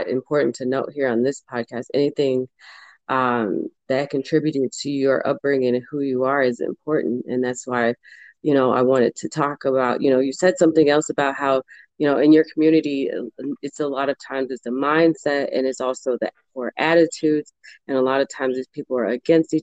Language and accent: English; St. Louis, Missouri, United States; we both are from St. Louis, Missouri